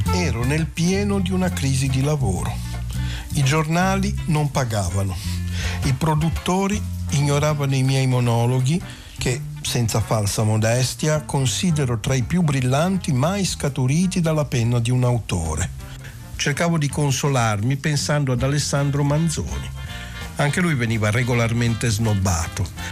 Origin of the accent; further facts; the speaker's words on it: Genoa, Liguria, Italy; essendo genovesi